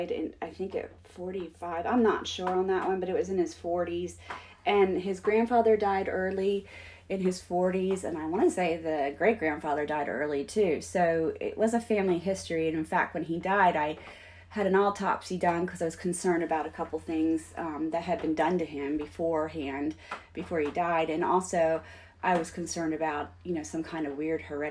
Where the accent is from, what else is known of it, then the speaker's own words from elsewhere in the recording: Pennsylvania, United States; I grew up in Pennsylvania, so I was more meat and potatoes kind of person.